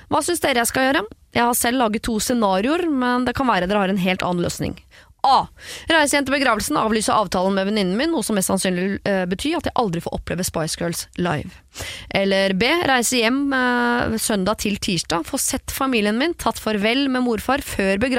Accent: Trondheim, Trøndelag, Norway; moved away; Og denne begravelsen kommer til å finne sted eh, hjemme i Trondheim, så det er ikke sånn at det er rett rundt hjørnet heller.

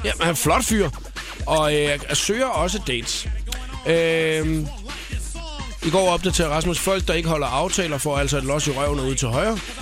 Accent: Svendborg, Southern Denmark, Denmark; accent: Funen; now in Copenhagen, Denmark; Jeg har jo haft alle mine ungdomsår i Svendborg, gået på handelsskolen

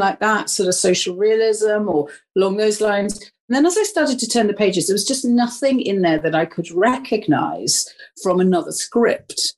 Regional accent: Wales, United Kingdom; moved away; I come from Wales, I I am Welsh.

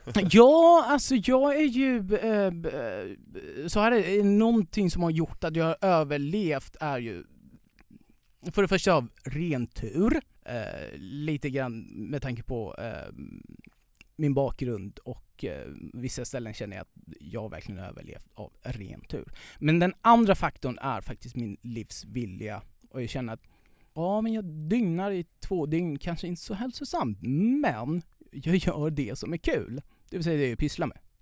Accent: Iran; Swedish is a second language; moved away as an adult; now in Sweden; där jag kommer ifrån

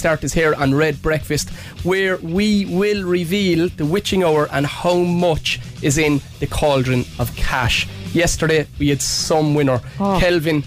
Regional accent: Cork, Munster, Ireland; also born or lived in Togher, Cork / Blackrock, Cork; I was born in Toker. I moved to Turner's Cross, went to school in Cree Street, played with Nemo growing up, moved to Blackrock

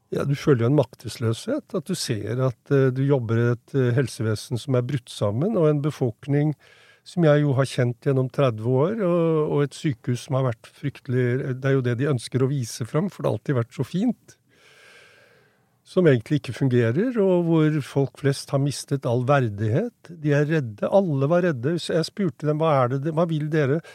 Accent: Norway; jeg vokste jo opp i Norge

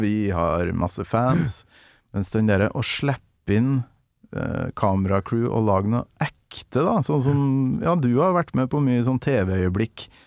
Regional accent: Kolvereid, Trøndelag, Norway

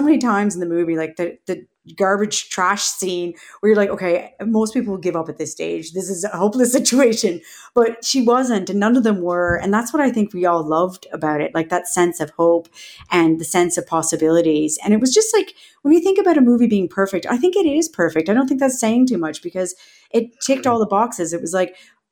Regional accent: Canada; growing up in Canada

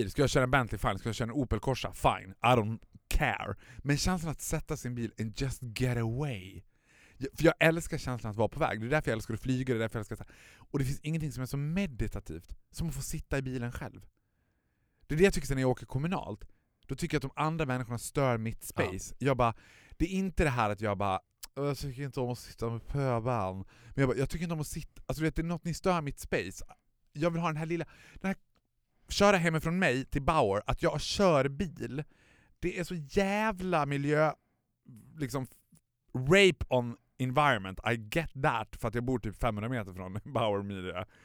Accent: Borlänge, Dalarna County, Sweden; när man var född och uppvuxen i Borlänge, det har säkert inte bara med Borlänge att göra

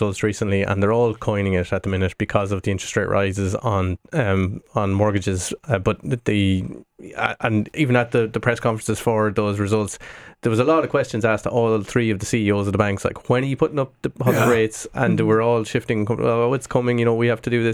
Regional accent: Midlands, Ireland; now in Dublin, Ireland; I live in Dublin, but I'm from the Midlands.

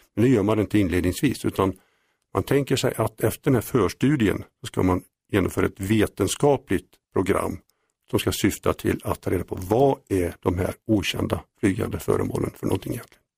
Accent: Mariestad, Västra Götaland, Sweden; sen jag var 16 år startade jag en UFO-förening i Mariestad, där jag kommer ifrån

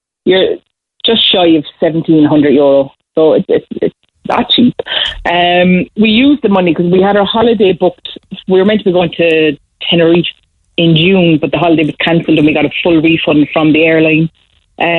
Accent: Cork, Munster, Ireland; now in Dublin, Ireland; I'm originally from Cork, but I'm living in Dublin

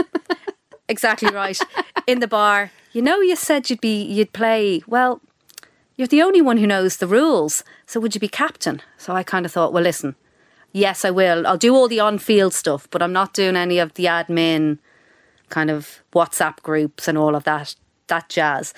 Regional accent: Dublin, Leinster, Ireland; moved away as an adult; also born or lived in United Kingdom; I grew up in Sandy Mount, went to school in Donnybrook, went to U C D, I'd never really flown the nest

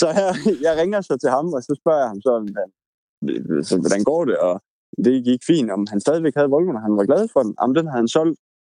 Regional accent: Denmark; jeg er jo jyde

